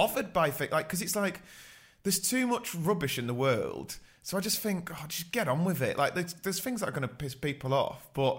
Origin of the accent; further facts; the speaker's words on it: Manchester, North West England, United Kingdom; from Manchester, so you might struggle understanding my voice.